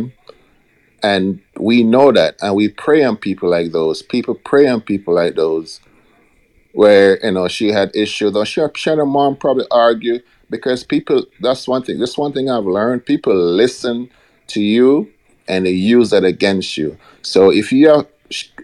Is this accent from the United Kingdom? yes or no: no; Jamaica; moved away; growing up in Jamaica